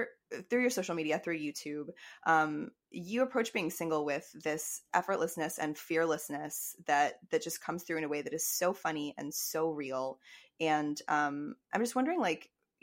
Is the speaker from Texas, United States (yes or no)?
yes; Fort Worth, Texas, United States; moved away as an adult; also born or lived in Austin, Texas; now in Brooklyn, United States; I am originally from Fort Worth, and yes, I went to college in Austin, and I miss Texas all the time